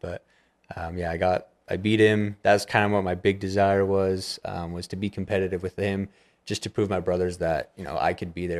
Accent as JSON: {"language": "English", "town": "Manti", "region": "Utah", "country": "United States", "tie": "born or raised there", "said": "Manti, Utah."}